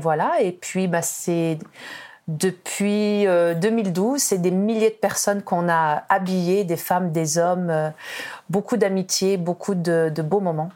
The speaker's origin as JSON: {"language": "French", "country": "France", "moved": "as an adult", "lives_now": "Quebec, Canada", "said": "en tant que Française d'origine maghrébine"}